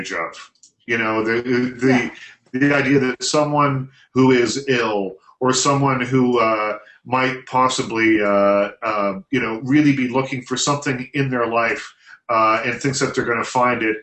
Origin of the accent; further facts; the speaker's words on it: South Shore, Nova Scotia, Canada; the South Shore, which is a strip of this of Nova Scotia about this big where I'm from.